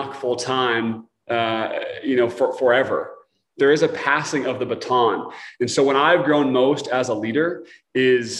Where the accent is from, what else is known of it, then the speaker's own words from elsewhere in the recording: Portland, Oregon, United States; moved away; I'm from Portland, Oregon, originally